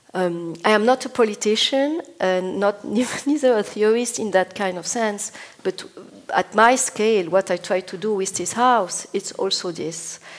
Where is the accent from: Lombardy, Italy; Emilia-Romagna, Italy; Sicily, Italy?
Emilia-Romagna, Italy; Bologna; I'm from Bologna